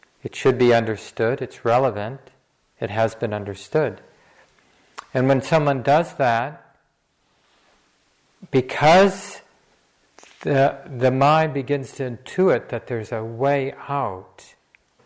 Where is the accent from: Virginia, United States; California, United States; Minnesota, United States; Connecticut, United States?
Minnesota, United States; Minneapolis; I grew up in Minneapolis